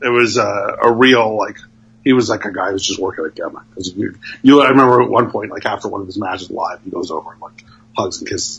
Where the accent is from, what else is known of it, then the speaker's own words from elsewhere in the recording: Oakland, California, United States; also born or lived in Berkeley, California; I grew up in Oakland, California, Berkeley, California, in the East Bay in the 80s.